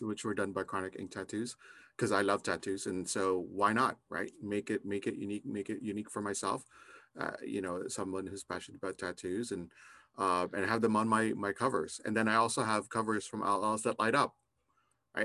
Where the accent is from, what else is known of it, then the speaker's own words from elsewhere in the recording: Canada; I'm also Canadian